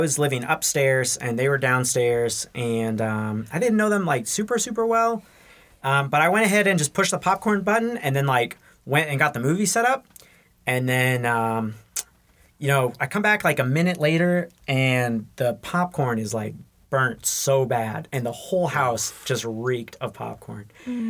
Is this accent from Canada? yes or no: no; Burkina Faso; moved away as an adult; also born or lived in Massachusetts; now in Toccoa Falls, United States; So I am technically from Massachusetts, though I haven't spent much time there. I'm a missionary kid. I grew up primarily in Burkina Faso. I moved there when I was one and lived there off and on until I graduated high school